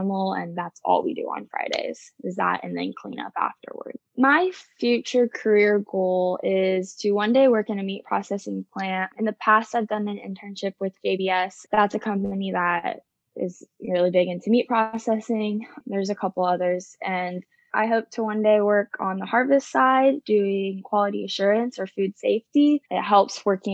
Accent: Eaton, Colorado, United States; moved away as an adult; now in Stillwater, United States; I am originally from Eaton, Colorado

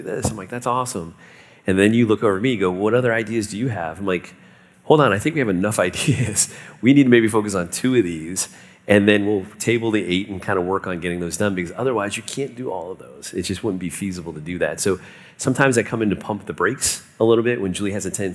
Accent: South Florida, United States; I grew up in South Florida

